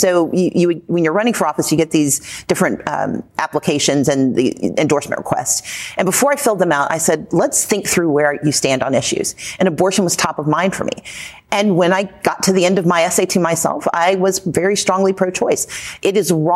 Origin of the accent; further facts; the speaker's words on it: Mississippi, United States; I grew up in the Deep South, Mississippi